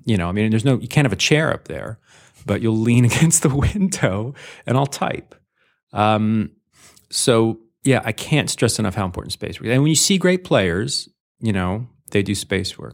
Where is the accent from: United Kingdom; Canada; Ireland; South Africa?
Canada; moved away; also born or lived in Los Angeles, United States; I'm a Canadian Jew